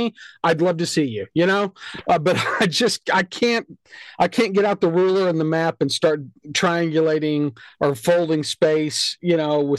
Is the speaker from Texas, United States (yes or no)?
yes; Texas, United States; here's the deal with being a Texan.